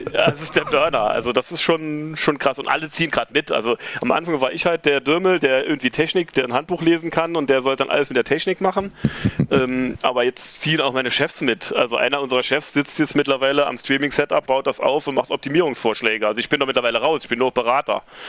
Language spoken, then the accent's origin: German; Reimsbach, Saarland, Germany; now in Saarbrücken, Germany; lebe dort seit jetzt über 20 Jahren, komme eigentlich auch vom Land. Der Saarbrücker bezeichnet das als Nordsaarland, aber ich komme aus Reimsbach.